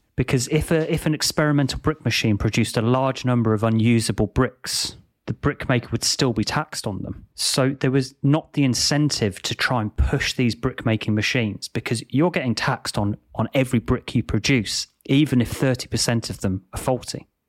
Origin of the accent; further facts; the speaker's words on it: England, United Kingdom; Growing up in England